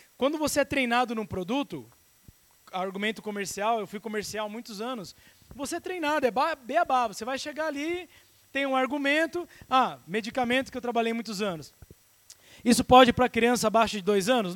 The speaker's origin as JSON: {"language": "Portuguese", "country": "Brazil", "said": "Como bom brasileiro"}